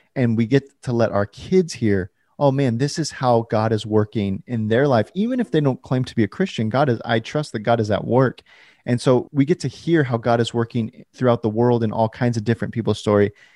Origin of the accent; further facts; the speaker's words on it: California, United States; now in Portland, United States; I was born in California and I currently live in Portland